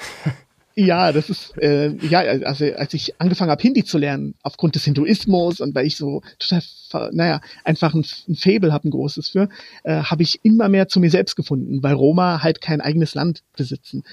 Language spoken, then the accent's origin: German; Frankfurt, Hesse, Germany; first language Romani; German is a second language; moved away as an adult; also born or lived in Croatia; now in Kyoto, Japan; als ich vor fünf Jahren von meiner Heimat äh, Frankfurt nach Kyoto gezogen bin